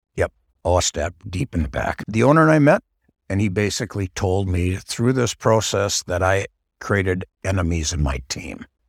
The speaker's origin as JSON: {"language": "English", "town": "Saint Paul", "region": "Minnesota", "country": "United States", "tie": "born or raised there", "said": "I was born and raised in Saint Paul, Minnesota."}